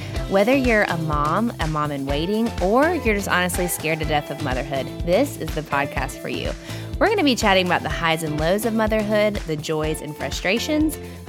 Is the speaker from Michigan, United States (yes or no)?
no; Greenville, South Carolina, United States; born and raised in Greenville.